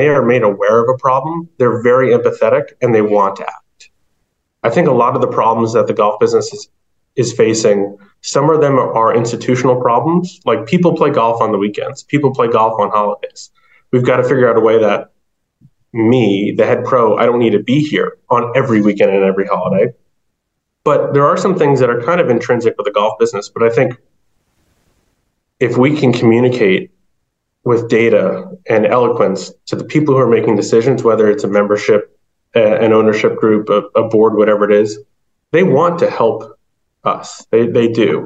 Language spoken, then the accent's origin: English; New Jersey, United States; now in Massachusetts, United States; I grew up in New Jersey